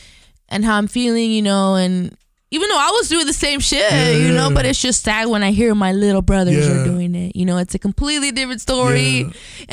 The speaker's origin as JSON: {"language": "English", "town": "Highland Park", "country": "United States", "tie": "born or raised there", "said": "we grew up in Highland Park"}